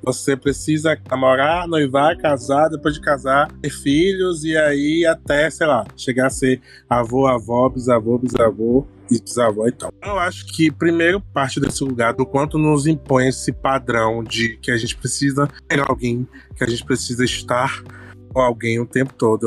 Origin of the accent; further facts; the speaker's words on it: Bahia, Brazil; eu sou baiano